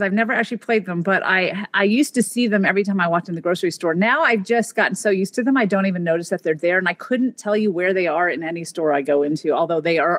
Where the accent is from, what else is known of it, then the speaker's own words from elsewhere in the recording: Memphis, Tennessee, United States; My parents are actually both native French speakers, and that is probably why I grew up in Memphis but don't have an accent.